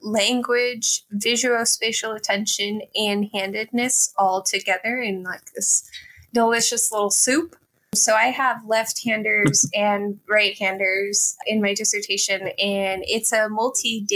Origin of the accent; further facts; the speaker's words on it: Texas, United States; moved away; also born or lived in Bloomington, Indiana; I am originally from Texas.